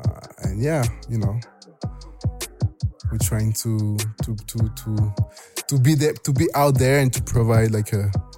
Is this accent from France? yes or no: yes; France; accent: French; English is a second language; Sorry by my French accent. No, I shouldn't apologize for it. I embrace my French accent.